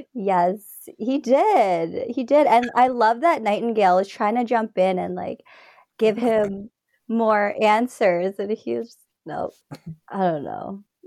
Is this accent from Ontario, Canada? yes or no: yes; Toronto, Ontario, Canada; also born or lived in Scarborough / Mississauga; I was born in Scarborough, raised in Ontario, Toronto, Mississauga